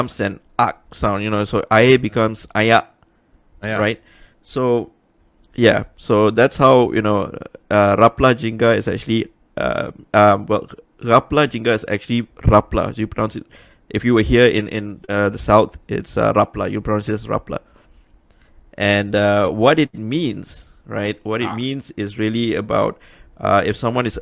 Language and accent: English; Penang, Malaysia; moved away as an adult; now in Selangor, Malaysia; I'm a hardcore Penangite. You know, I've been in Selangor for how many years now? 17 years